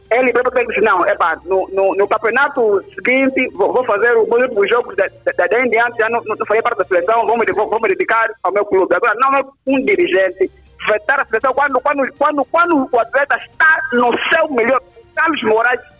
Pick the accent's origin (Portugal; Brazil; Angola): Angola; E nós, como angolanos, queremos os melhores.